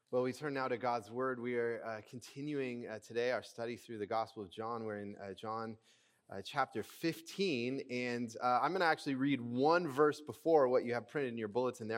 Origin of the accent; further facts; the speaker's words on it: United States; American, uh, Christians